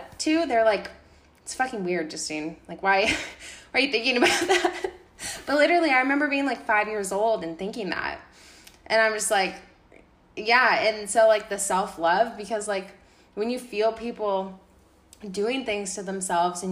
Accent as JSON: {"language": "English", "country": "United States", "said": "my home country literally falling apart, America"}